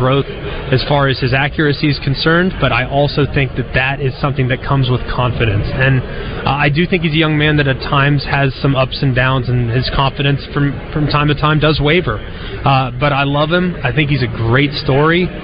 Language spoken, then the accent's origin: English; Dallas-Fort Worth, Texas, United States; I'm from Dallas-Fort Worth